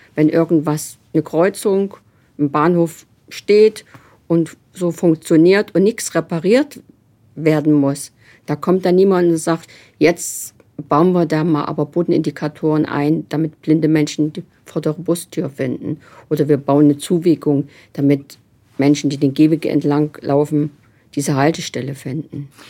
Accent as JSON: {"language": "German", "country": "Germany", "moved": "as an adult", "lives_now": "Nuremberg, Germany", "said": "Man hört es ja, ich komme überhaupt nicht aus Nürnberg, sondern ich komme aus Sachsen-Anhalt, Thüringen"}